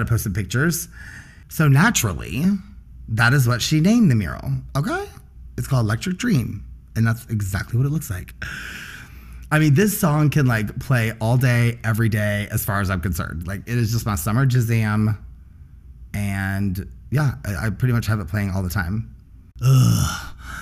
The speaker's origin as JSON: {"language": "English", "town": "Dickson", "region": "Tennessee", "country": "United States", "tie": "born or raised there", "also_born_or_lived": "Nashville, Tennessee", "moved": "as an adult", "lives_now": "Chicago, United States", "said": "I grew up in Dixon, Tennessee, and moved into Nashville around high school, where I lived until I moved to Chicago about 4.5 years ago"}